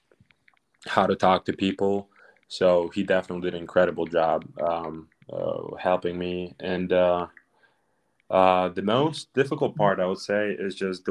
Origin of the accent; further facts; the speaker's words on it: Ukraine; English is a second language; moved away as an adult; now in United States; We swam together in Ukraine for 5 years before coming here